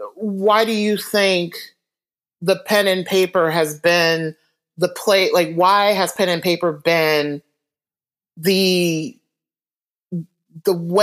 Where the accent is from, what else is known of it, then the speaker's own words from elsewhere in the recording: Detroit, Michigan, United States; now in Western Massachusetts, United States; I'm originally from Detroit